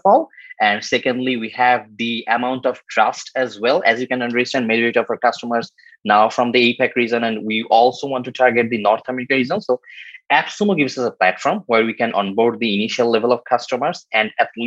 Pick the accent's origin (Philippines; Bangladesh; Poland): Bangladesh; I'm from Bangladesh